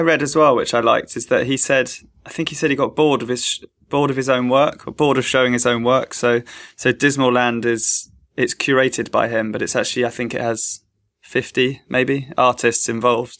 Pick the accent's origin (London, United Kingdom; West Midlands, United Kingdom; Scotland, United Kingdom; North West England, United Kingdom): London, United Kingdom; I'm from East London